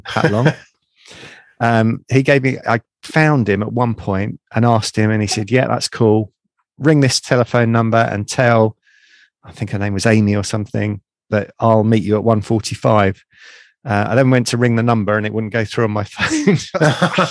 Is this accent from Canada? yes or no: no; England, United Kingdom; accent: English; my English accent